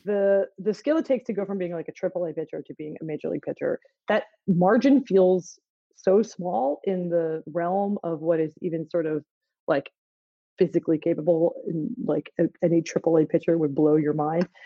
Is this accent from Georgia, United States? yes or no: no; Philadelphia, Pennsylvania, United States; I'm from Philly